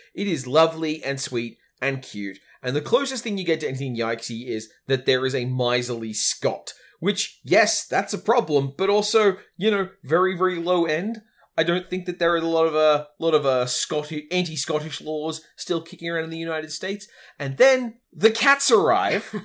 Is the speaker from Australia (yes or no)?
yes; Australia; as an Australian raised